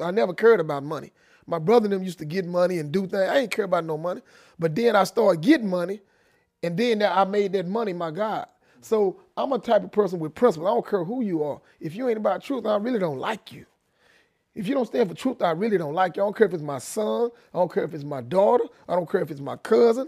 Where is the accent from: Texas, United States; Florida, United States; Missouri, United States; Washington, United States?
Texas, United States; Dallas; also born or lived in Denison, Texas; I was born in Denison, Texas, right outside of Dallas, Texas. I was raised in Oak Cliff